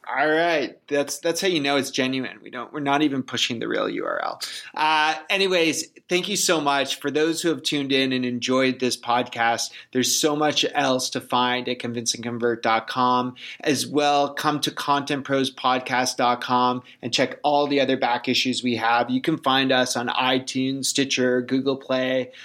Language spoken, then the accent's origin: English; Canada; I'm Canadian.